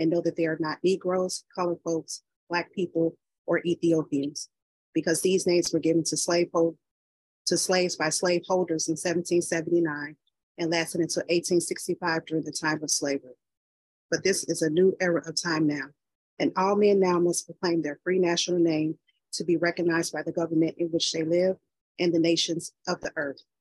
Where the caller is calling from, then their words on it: Detroit, Michigan, United States; Peace and love. I'm calling from Detroit, Michigan.